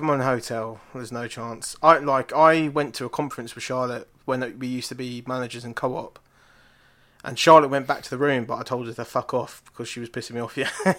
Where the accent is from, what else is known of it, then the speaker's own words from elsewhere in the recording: Ireland; And because I'm Irish, I have a lot of people in my family called O'Brien.